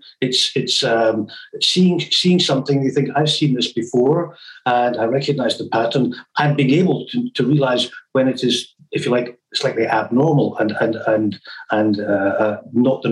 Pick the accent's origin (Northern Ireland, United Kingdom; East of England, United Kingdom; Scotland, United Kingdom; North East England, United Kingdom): Scotland, United Kingdom; Glasgow; moved away as an adult; also born or lived in Aberdeen / Bath / Camberley / Cairns; I'm from Glasgow, but I trained as a doctor in Aberdeen